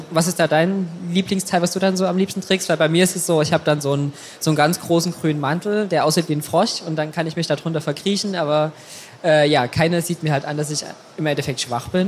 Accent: Saxony, Germany; Mein Ausgleich ist meine Heimat. Also ich komme aus Sachsen und habe da noch ganz, ganz viele Freunde und natürlich Familie.

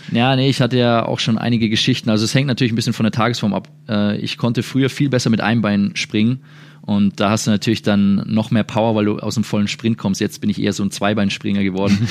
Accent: Würzburg, Bavaria, Germany; moved away as an adult; now in Dallas, United States; der auch aus der gleichen Stadt kommt wie ich

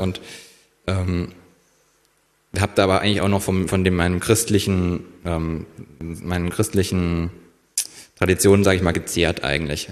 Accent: near Kassel, Northern Hesse, Germany; moved away as an adult; also born or lived in Fulda; now in Berlin, Germany; bin geboren in Fulda und aufgewachsen ja auch in Nordhessen in der Nähe von Kassel

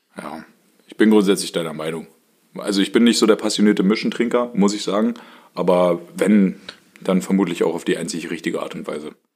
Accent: Germany; und ich komme ja aus dem Harz

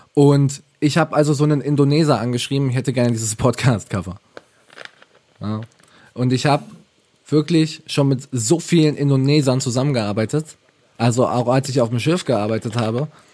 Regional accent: Ravensburg, Baden-Württemberg, Germany; Ich komme aus Ravensburg, wunderschöne Stadt, ähm, Schwabenländle

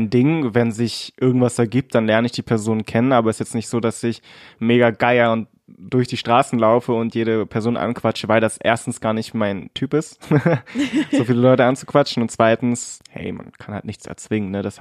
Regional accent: Cottbus, Brandenburg, Germany; wir sind alle hier aufgewachsen in Cottbus und sind ziemlich deutsch, also ich zumindest.

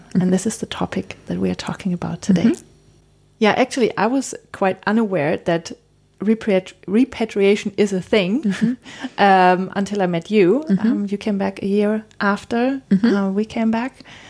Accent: Germany; English is a second language; also born or lived in United States; we're both German, so a little German accents.

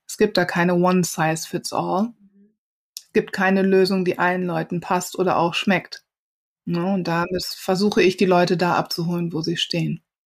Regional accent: Wuppertal, North Rhine-Westphalia, Germany; also born or lived in Cologne; Ich bin ja keine Ausländerin, ich bin ja in Wuppertal geboren.

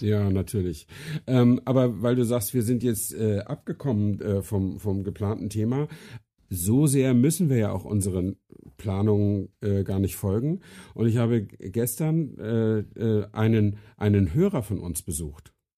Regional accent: Flensburg, Schleswig-Holstein, Germany; moved away; meiner Heimatstadt Flensburg

